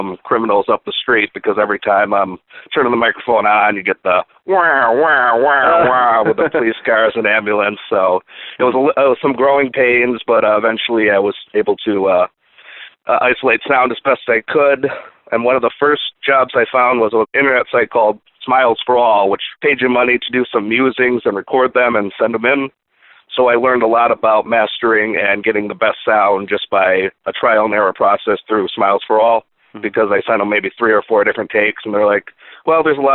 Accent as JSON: {"language": "English", "town": "Buffalo", "region": "New York", "country": "United States", "tie": "born or raised there", "said": "I'm from the Buffalo area originally, and I'm there now"}